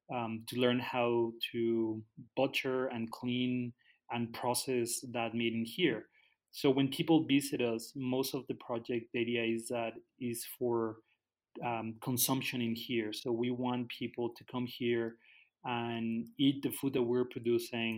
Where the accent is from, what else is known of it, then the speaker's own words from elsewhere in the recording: Guadalajara, Jalisco, Mexico; moved away as an adult; also born or lived in Canada; now in Tala, Mexico; I grew up in the city, so I grew up in Guadalajara. When I was 20, I moved to Canada